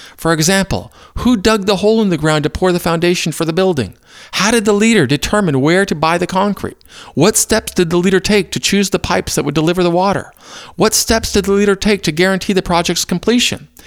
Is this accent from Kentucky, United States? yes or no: yes; Maysville, Kentucky, United States; Growing up in Maysville kept me close to Cincinnati